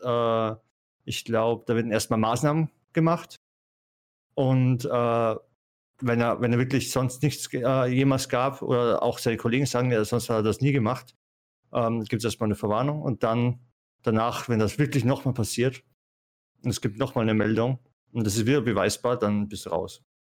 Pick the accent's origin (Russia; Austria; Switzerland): Austria; ich komme aus Österreich, bei mir ist es vom Land